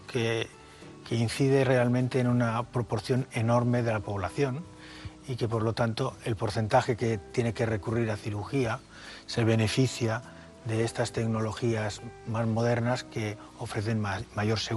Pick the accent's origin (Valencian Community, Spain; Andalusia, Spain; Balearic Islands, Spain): Balearic Islands, Spain; Mallorca; moved away as an adult; also born or lived in Barcelona / Madrid; Pues yo me fui de Mallorca en el año 70 a empezar la carrera. Eh, la hice en Barcelona y luego hice la especialidad aquí en Madrid, en La Paz. Y después volví a Cataluña.